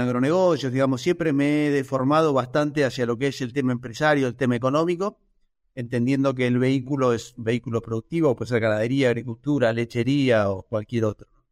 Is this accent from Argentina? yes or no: yes; Argentina; como argentinos